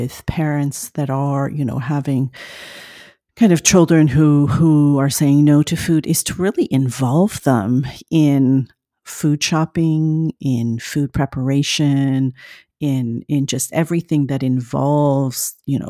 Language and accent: English; France; moved away; I grew up in France